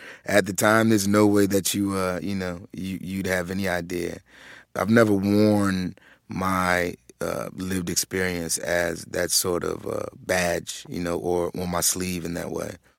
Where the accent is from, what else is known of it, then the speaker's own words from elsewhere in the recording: Philadelphia, Pennsylvania, United States; growing up in Philadelphia